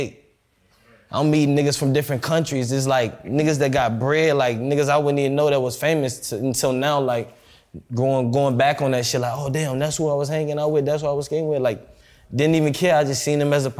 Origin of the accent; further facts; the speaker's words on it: Chicago, Illinois, United States; now in Dallas, United States; I'm from Chicago, I'm from the West Side. So, like, where I'm from, it's heavy violence.